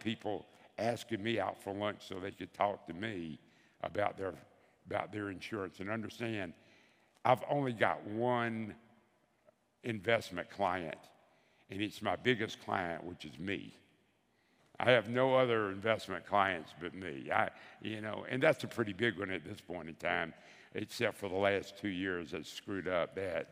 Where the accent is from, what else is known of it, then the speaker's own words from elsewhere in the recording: Bessemer, Alabama, United States; I'm from Bessemer, Alabama.